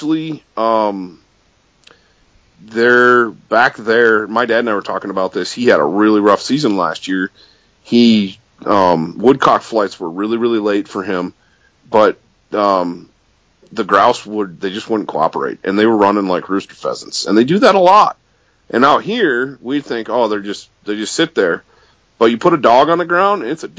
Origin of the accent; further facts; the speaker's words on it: Michigan's Upper Peninsula, United States; I grew up chasing grouse in Michigan's Upper Peninsula